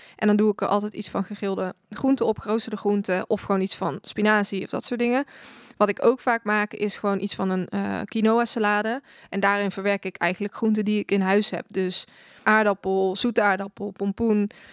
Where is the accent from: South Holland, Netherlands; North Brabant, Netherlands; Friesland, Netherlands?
North Brabant, Netherlands; 's-Hertogenbosch; Ik ben 25 jaar en ik kom uit Den Bosch